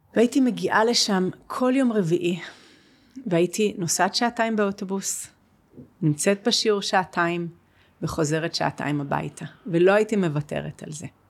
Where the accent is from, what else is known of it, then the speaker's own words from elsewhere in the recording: Jerusalem, Jerusalem District, Israel; אני גם גדלתי בירושלים